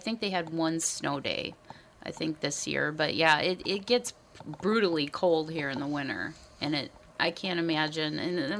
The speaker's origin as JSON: {"language": "English", "region": "Minnesota", "country": "United States", "said": "we are from Minnesota."}